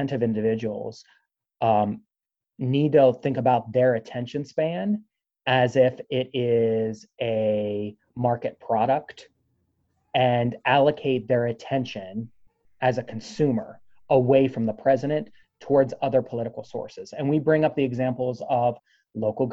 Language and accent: English; Pennsylvania, United States; I'm originally from Pennsylvania, but spent quite a bit of time in the Northeast as a kid on the beach